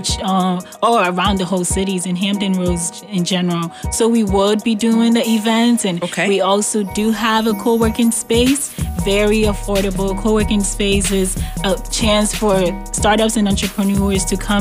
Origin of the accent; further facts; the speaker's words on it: Ghana; moved away; I was born and raised in Ghana, West Africa.